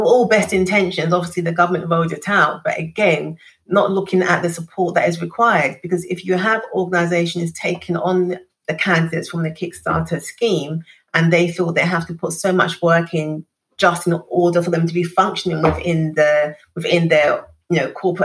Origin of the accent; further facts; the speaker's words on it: London, United Kingdom; growing up in East London on a council estate